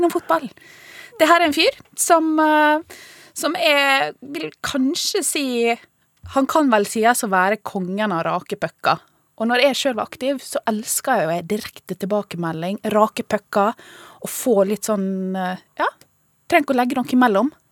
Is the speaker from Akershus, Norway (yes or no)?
no; Ålesund, Møre og Romsdal, Norway; jeg er fra Ålesund